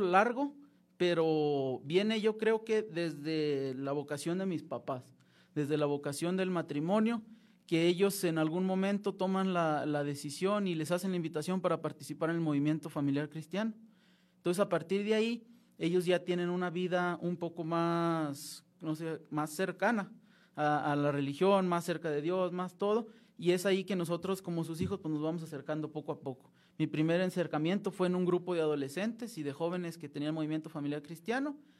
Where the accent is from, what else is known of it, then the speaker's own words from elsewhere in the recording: Francisco I. Madero, Durango, Mexico; moved away as an adult; also born or lived in Monterrey, Nuevo León; now in Mexico City, Mexico; soy nacido en Monterrey, Nuevo León, pero criado y toda mi vida de Francisco Madero Durango